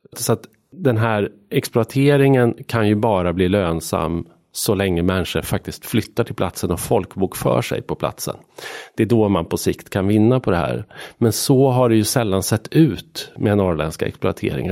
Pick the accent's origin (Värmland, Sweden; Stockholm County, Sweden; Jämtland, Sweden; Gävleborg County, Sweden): Gävleborg County, Sweden; Arbrå; moved away as an adult; jag är född och uppvuxen i en by utanför en, ett litet industrisamhälle, vattenkraftssamhälle som heter Arbro som ligger mellan Bollnäs och Järvsö.